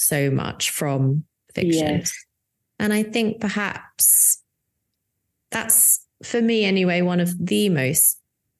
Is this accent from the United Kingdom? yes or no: yes; United Kingdom; I'm the Brit